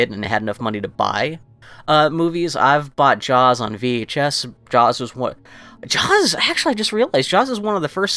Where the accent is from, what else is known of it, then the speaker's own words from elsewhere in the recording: Texas, United States; I was growing up in Texas and not in Martha's Vineyard